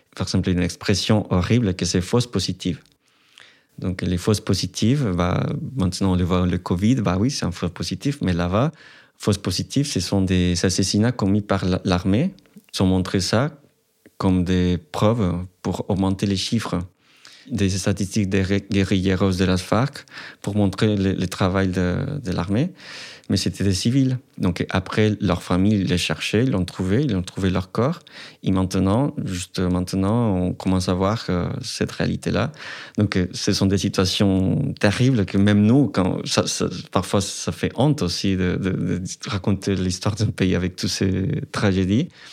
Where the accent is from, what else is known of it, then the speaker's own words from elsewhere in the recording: Colombia; French is a second language; moved away as an adult; now in France; je suis étudiant, je viens de la Colombie